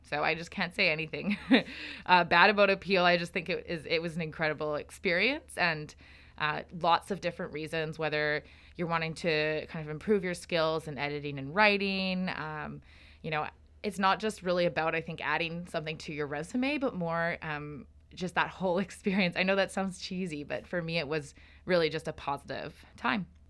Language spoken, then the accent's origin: English; Calgary, Alberta, Canada; moved away as an adult; now in Victoria, Canada; I'm originally from Treaty seven, or Calgary area, in Alberta.